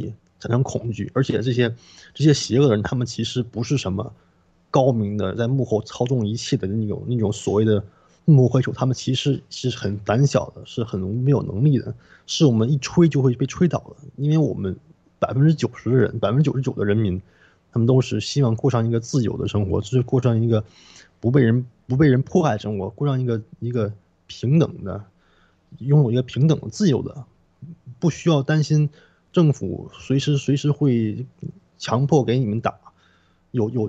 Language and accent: Chinese; Canada; 但是其实对于我们加拿大人来说，那点寒冷其实算不上什么。